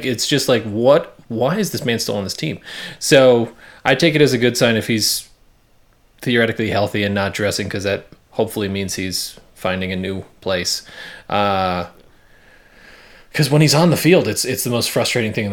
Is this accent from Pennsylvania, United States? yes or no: no; New Jersey, United States; I'm originally from New Jersey